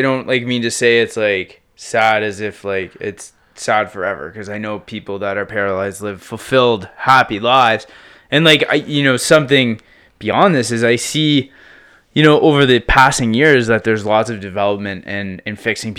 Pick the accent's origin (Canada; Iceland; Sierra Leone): Canada; Prince Edward Island; Prince Edward Island, man.